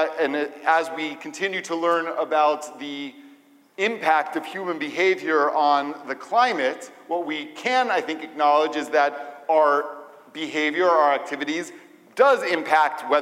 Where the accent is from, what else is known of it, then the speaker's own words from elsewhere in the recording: Atlanta, Georgia, United States; moved away; also born or lived in Israel; growing up in Atlanta